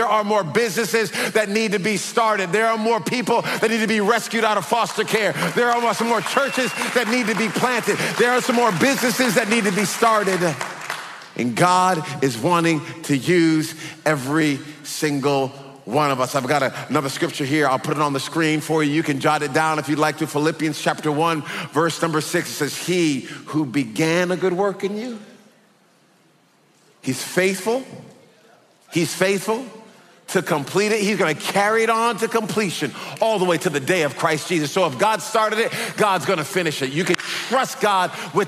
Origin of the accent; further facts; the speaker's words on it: Texas, United States; We're from Texas